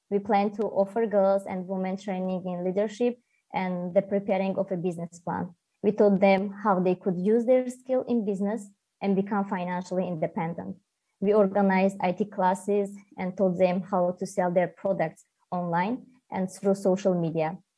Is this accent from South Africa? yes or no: no; Tajikistan; from Tajikistan.